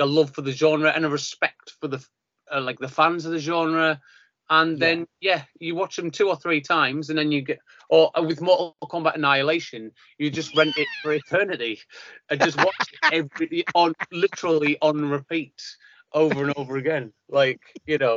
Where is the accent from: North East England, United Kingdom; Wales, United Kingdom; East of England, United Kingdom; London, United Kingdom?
North East England, United Kingdom; near Silksworth; we'd walk around the video shops of Silkswith near my hometown